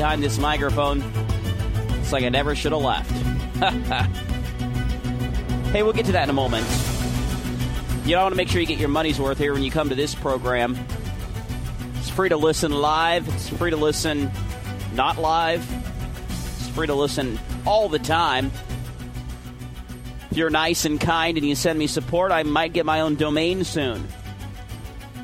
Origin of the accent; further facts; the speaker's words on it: Oregon, United States; my home state of Oregon